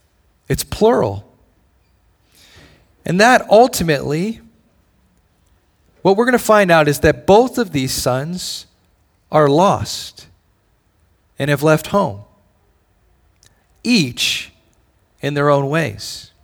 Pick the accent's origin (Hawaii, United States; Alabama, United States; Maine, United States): Hawaii, United States; born there; also born or lived in Indiana / Tennessee / Illinois / Georgia; For me, I was born in Hawaii. A lot of my heritage and my culture and my family are still there. And so Hawaii is in some way home base, but I've lived a lot of different places.